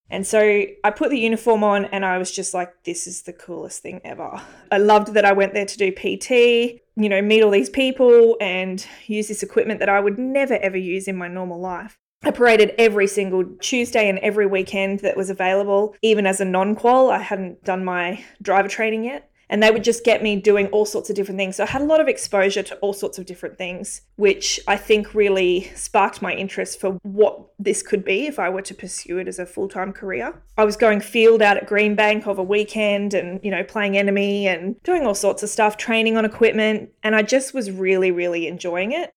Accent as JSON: {"language": "English", "town": "Brisbane", "region": "Queensland", "country": "Australia", "tie": "born or raised there", "said": "I'm actually Brisbane born and bred"}